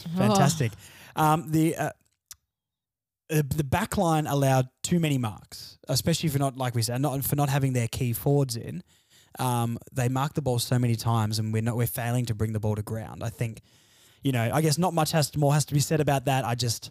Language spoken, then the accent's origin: English; Launceston, Tasmania, Australia; Because I grew up in Launceston.